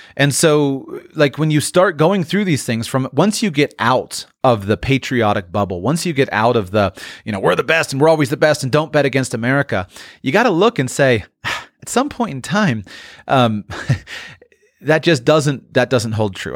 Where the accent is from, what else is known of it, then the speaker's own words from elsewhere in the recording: United States; you grow up as an American